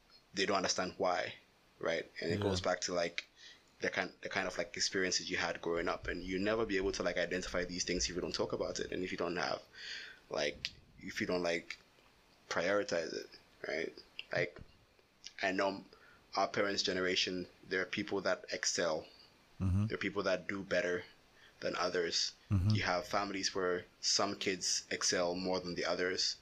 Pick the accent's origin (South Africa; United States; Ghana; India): Ghana; some of the trauma that we went through as kids, growing up in Ghana